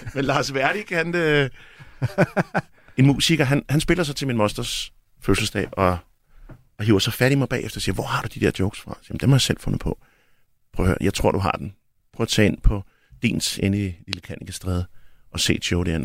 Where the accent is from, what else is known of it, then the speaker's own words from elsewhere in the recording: Albertslund, Capital Region of Denmark, Denmark; jeg er fra Alberslund